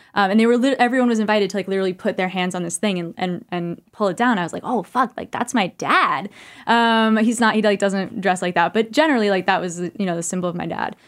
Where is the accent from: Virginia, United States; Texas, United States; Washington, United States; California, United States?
California, United States; now in New York, United States; I'm from California originally